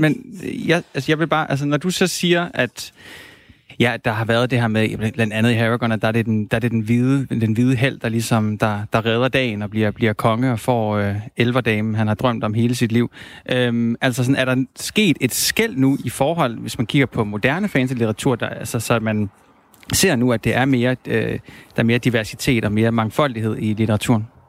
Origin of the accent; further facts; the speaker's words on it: Silkeborg, Central Denmark Region, Denmark; jeg er opvokset i Silkeborg